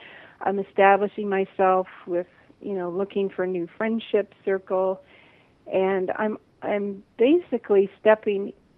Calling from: Big Island, Hawaii, United States; also born or lived in Maui; I'm calling from the Big Island in Hawaii.

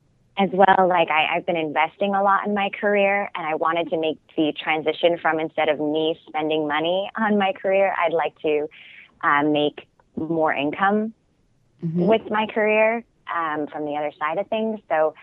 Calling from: New York, United States; I'm calling from New York.

